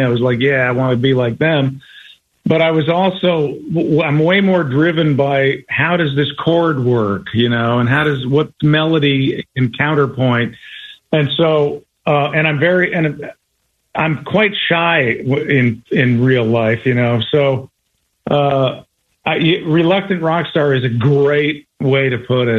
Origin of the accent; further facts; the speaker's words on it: Colorado, United States; I was from Colorado